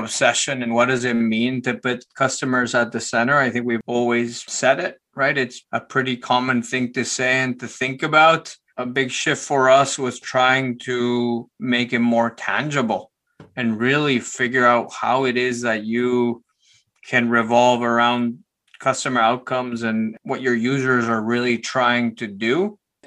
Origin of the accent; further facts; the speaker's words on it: Guatemala City, Guatemala Department, Guatemala; I was born in Guatemala City, Guatemala. My parents had a small business and my dad had a computer and we had a small apartment. So the computer happened to be in my room